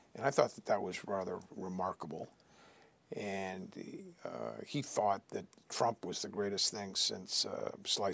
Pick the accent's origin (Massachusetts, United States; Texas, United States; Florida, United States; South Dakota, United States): Massachusetts, United States; Boston; also born or lived in Riverside, California / Washington; I'd been growing up in Boston